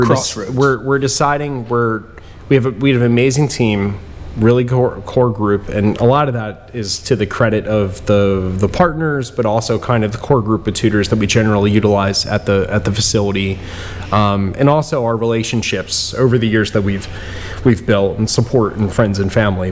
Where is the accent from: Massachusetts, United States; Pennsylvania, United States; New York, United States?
Pennsylvania, United States; Bristol; Growing up in Bristol Borough